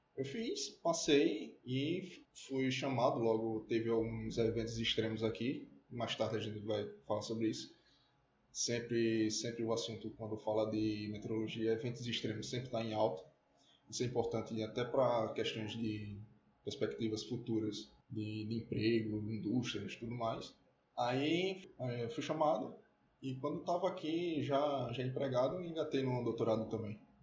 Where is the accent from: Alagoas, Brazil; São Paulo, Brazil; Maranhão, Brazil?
Alagoas, Brazil; Maceió; eu sou alagoano, nasci em Maceió